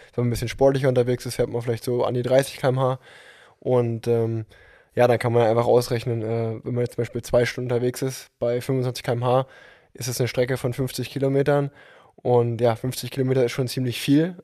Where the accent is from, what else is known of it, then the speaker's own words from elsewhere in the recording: Unna, North Rhine-Westphalia, Germany; moved away as an adult; now in Cologne, Germany; obwohl ich jetzt schon vier Jahre in Köln wohne, ähm, komme ich gebürtig aus Unna.